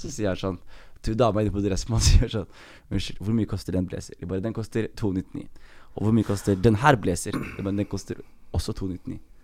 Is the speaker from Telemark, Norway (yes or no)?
yes; Skien, Telemark, Norway; also born or lived in Oslo; Jeg er født i Skien, ass. Født i Norge